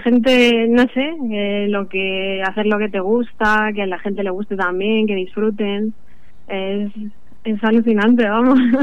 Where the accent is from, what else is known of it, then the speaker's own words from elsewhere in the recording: Azuqueca de Henares, Castilla-La Mancha, Spain; Yo soy de Azuqueca, de Nares, Guadalajara